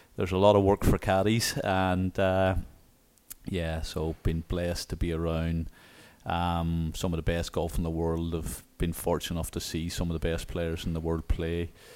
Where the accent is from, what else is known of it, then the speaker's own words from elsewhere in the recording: Newcastle, Northern Ireland, United Kingdom; now in Little Rock, United States; the Royal County Down, um, in my hometown